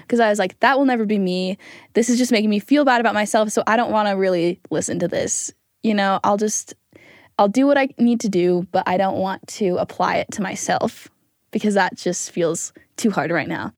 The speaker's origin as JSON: {"language": "English", "town": "Springville", "region": "Utah", "country": "United States", "said": "I'm from Springfield, Utah"}